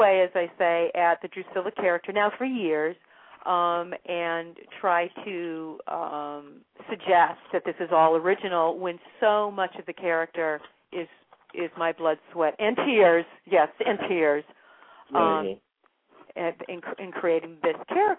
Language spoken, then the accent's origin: English; Maine, United States; where I was born and raised, in Maine.